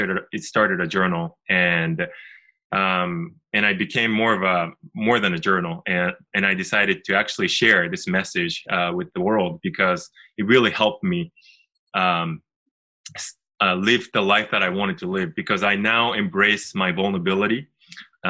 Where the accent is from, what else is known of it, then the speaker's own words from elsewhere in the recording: Japan; I'm originally from Japan, and we actually live in Tokyo